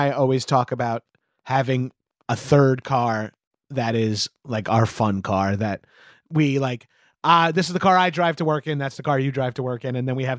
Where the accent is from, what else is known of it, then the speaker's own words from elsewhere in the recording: Long Island, New York, United States; I'm from Long Island, New York.